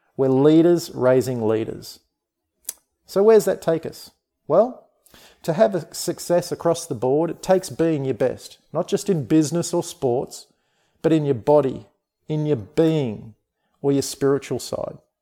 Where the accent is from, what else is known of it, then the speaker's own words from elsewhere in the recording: Australia; I'm an Australian. I live on the amazing sunshine coast of Australia